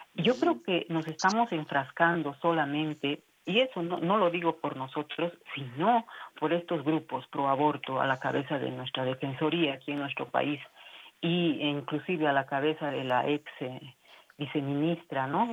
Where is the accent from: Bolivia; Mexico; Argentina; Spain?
Bolivia; para nosotros, como bolivianos